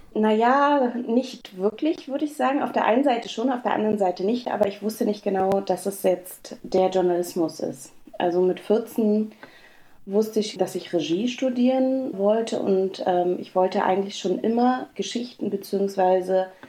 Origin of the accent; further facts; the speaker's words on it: Berlin, Germany; moved away; groß geworden bin ich in Berlin in Ostberlin, im Prenzlauer Berg